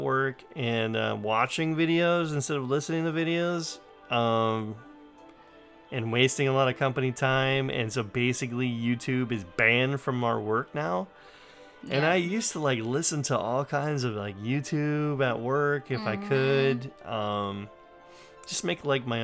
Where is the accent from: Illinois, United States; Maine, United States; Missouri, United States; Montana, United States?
Maine, United States; also born or lived in New Hampshire; Because I was raised in Maine.